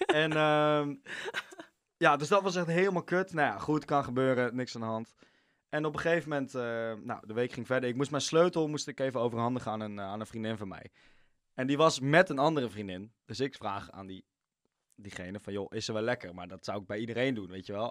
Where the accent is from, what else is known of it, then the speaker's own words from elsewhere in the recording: Amsterdam, North Holland, Netherlands; accent: plat Amsterdams; dan ga ik heel plat Amsterdam praten